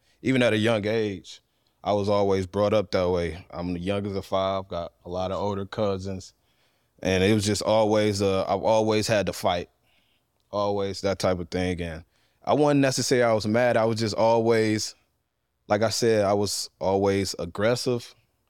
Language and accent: English; Euclid, Ohio, United States; also born or lived in Cleveland, Ohio / East Cleveland, Ohio; I grew up in Euclid. I was born on the west side of Cleveland, lived in East Cleveland about 3-4 years, then moved to Euclid in 99, and just grew up out there.